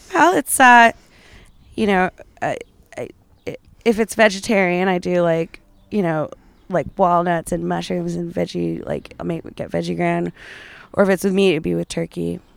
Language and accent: English; Calgary, Alberta, Canada; I come from Calgary